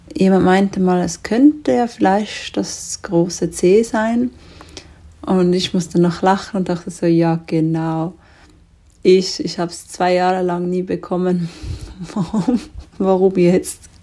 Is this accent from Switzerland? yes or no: yes; Switzerland; bei uns in der Schweiz